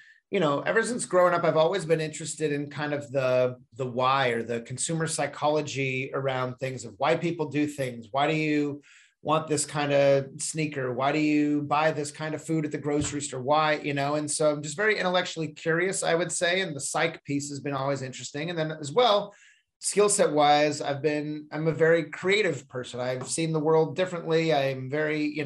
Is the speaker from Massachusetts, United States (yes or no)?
no; Seal Beach, California, United States; I grew up in North Orange County in a town called Seal Beach